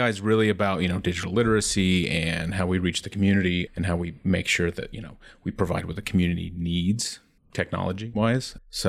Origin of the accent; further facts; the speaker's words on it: Ohio, United States; now in Colorado, United States; I am from Ohio.